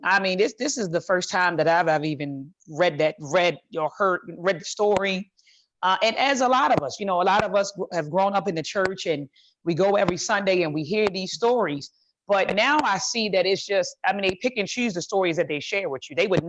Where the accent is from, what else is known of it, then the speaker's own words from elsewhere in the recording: Baltimore, Maryland, United States; I grew up in Baltimore